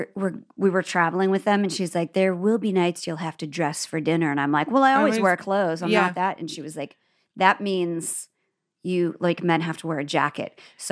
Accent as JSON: {"language": "English", "region": "Midwest", "country": "United States", "said": "Well, we have a lot of words that other people, you can see them go like, because we're from the Midwest."}